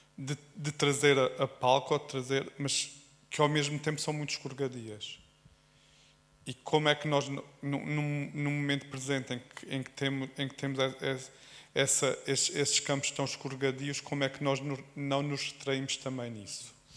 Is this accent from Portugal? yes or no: yes; Alentejo, Portugal; sou alentejano